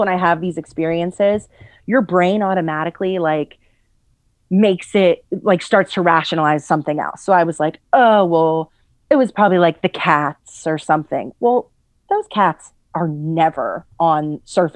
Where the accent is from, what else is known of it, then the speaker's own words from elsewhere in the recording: Pittsburgh, Pennsylvania, United States; I'm from Pittsburgh